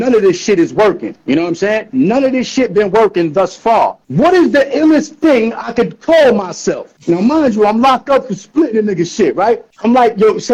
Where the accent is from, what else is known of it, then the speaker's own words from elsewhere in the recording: New York City, New York, United States; moved away; also born or lived in Astoria, Queens; I'm born and raised in New York City